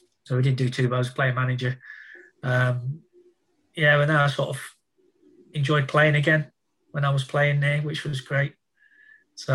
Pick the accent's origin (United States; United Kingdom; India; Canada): United Kingdom; Nottingham, East Midlands; moved away; also born or lived in Middlesbrough / Northampton; being my hometown as well